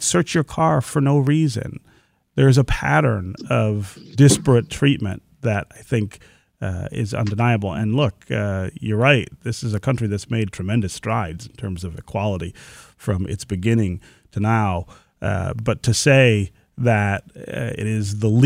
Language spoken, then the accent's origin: English; Detroit, Michigan, United States; I grew up here in Detroit in the 70s and 80s.